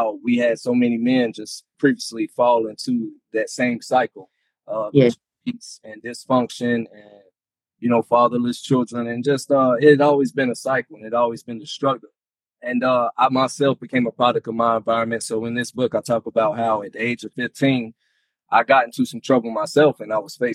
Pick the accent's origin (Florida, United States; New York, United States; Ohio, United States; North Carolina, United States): North Carolina, United States; Sanford; now in Texas, United States; I'm originally from Sanford, North Carolina. I now reside in Texas